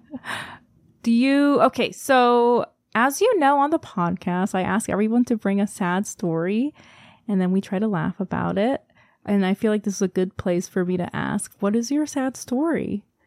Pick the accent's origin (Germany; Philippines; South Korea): South Korea; moved away; I'm from Korea